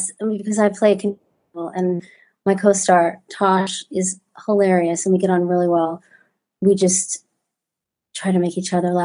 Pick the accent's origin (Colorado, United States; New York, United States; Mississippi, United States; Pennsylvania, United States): Pennsylvania, United States; Pittsburgh; I was raised in Pittsburgh